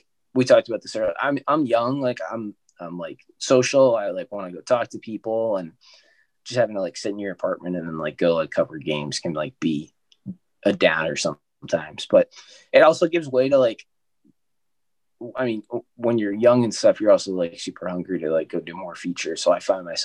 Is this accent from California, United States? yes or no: no; New Hampshire, United States; I'm from New Hampshire